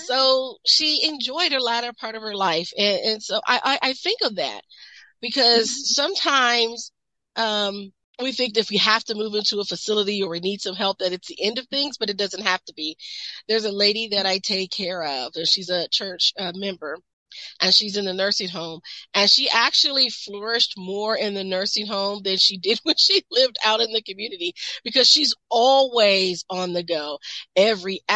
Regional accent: Midwest, United States; I'm from the Midwest, so we are very mm-hmm. big, um, industrial belt

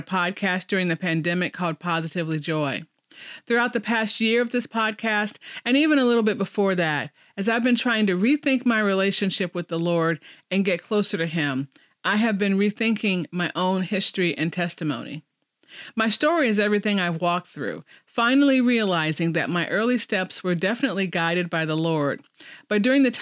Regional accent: Chicago, Illinois, United States; moved away as an adult; also born or lived in Kansas City; now in Oklahoma, United States; I grew up in Chicago, a Catholic girl who went to St. Dorothy's Elementary School through 8th grade

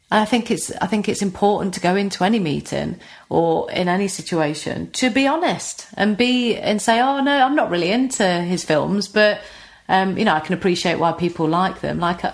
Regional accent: Notts, East Midlands, United Kingdom; accent: Notts; I'd try and change my accent slightly, you know, make it less knots

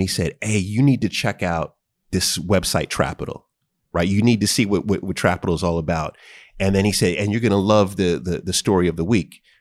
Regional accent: New York, United States; when I was growing up in New York

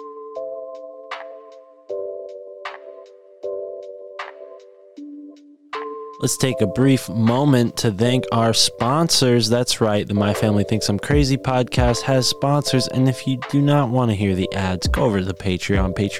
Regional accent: East Coast, United States; we're from the East Coast

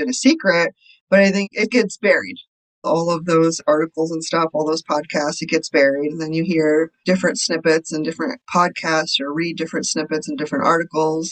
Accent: Connecticut, United States; moved away as an adult; also born or lived in India; now in Chicago, United States; I grew up in the States. I was born in India. And then when I was three, we moved to Connecticut. So I was there from the time I was three to probably 24

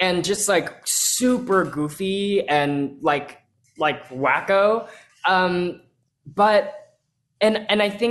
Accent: Texas, United States; I grew up in Texas

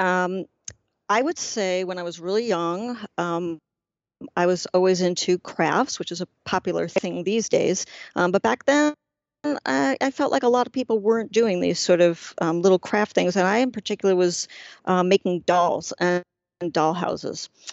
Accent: New York City, New York, United States; I grew up in Washington Heights, which is the northern tip of Manhattan

